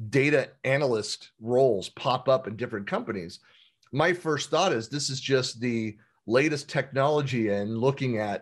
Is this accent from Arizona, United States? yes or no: no; San Francisco Bay Area, California, United States; I grew up born and raised in the Bay Area, in the San Francisco Bay Area